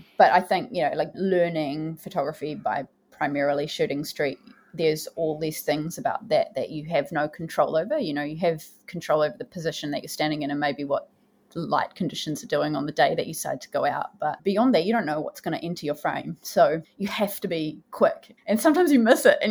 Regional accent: Porirua, Wellington, New Zealand; also born or lived in Cannons Creek; I grew up in Porirua and I spent a lot of time in Cairns Creek as a young person

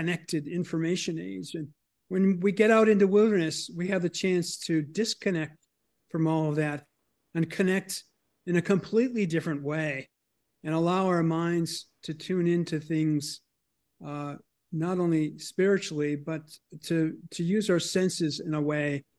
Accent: Boston, Massachusetts, United States; I grew up in the Boston area, in the suburbs and in the city, surrounded by people and traffic

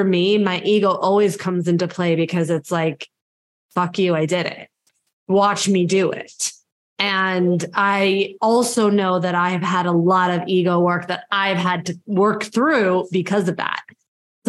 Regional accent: New York, United States; I'm a New Yorker

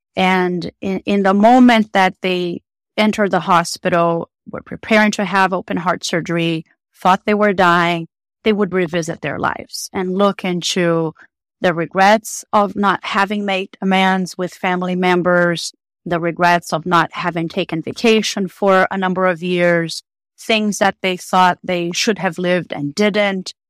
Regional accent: Brazil; moved away as an adult; I am originally from Brazil

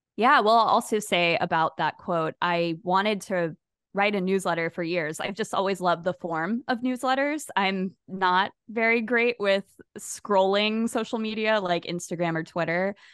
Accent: Jacksonville, Florida, United States; my hometown of Jacksonville, Florida, where I've lived my whole life

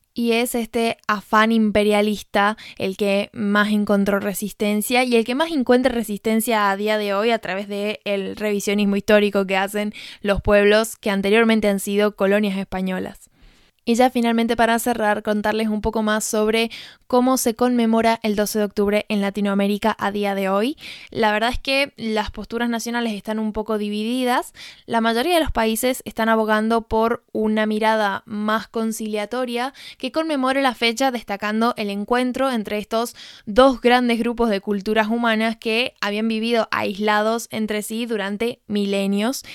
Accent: San Juan, Argentina; moved away; mi perspectiva como argentina

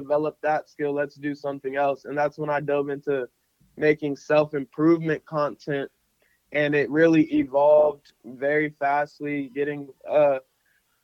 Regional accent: Phoenix, Arizona, United States; I grew up in Phoenix, Arizona

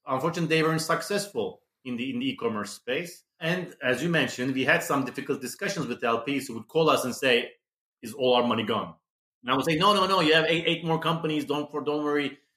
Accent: Istanbul, Turkey; moved away as an adult; also born or lived in New York / London; we were, you know, born and raised in Istanbul

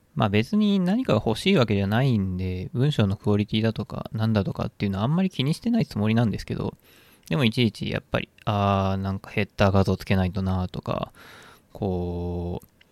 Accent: Nishi-Mikawa, Aichi, Japan; moved away; 僕は愛知県の西三河という地域で生まれ育った

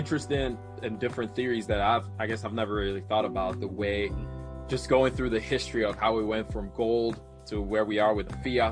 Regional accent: Nigeria; from Nigeria

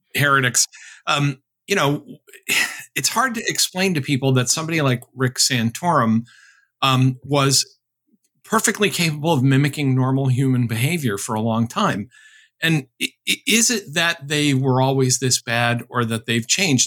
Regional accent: Chicopee, Massachusetts, United States; my hometown of Chicopee, Massachusetts

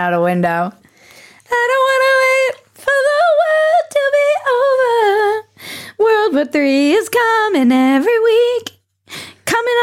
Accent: United States; as an American

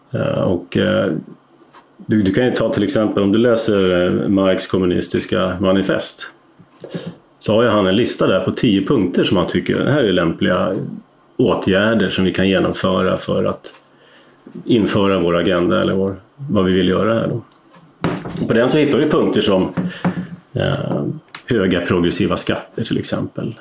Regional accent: Uppland, Uppsala County, Sweden; Jag är inte stockholmare ursprungligen, men är upplänning

